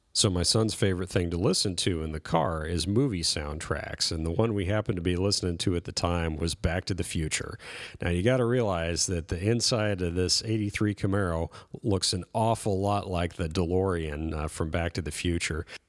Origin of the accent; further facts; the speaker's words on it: Nebraska, United States; moved away as an adult; also born or lived in West Coast / East Coast; back in my hometown in Nebraska